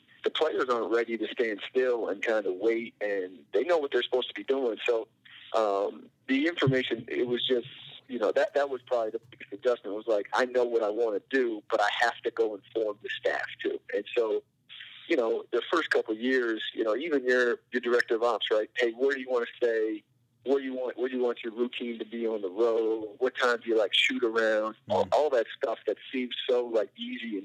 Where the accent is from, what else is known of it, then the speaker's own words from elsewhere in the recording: Vermont, United States; moved away as an adult; also born or lived in Evansville; now in Harrisonburg, United States; I grew up in Vermont